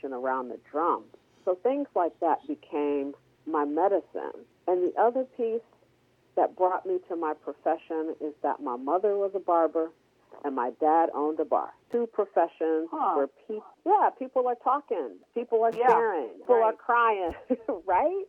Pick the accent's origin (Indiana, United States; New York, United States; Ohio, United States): Ohio, United States; Cleveland; I was born and raised in Cleveland